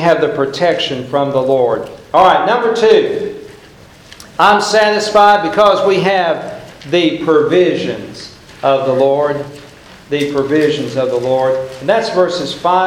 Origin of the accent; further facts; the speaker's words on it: Oklahoma, United States; I'm from Oklahoma